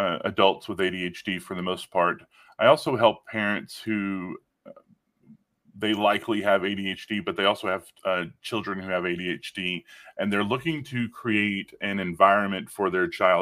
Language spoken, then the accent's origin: English; Northeast Texas, United States; my childhood, I grew up in Northeast Texas